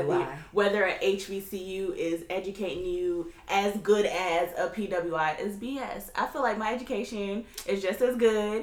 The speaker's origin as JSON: {"language": "English", "country": "Sierra Leone", "said": "Okay, and I'm from Sierra Leone, West Africa."}